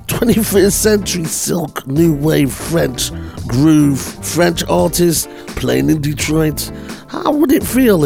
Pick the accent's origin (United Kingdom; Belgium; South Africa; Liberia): United Kingdom; England; accent: English; my English accent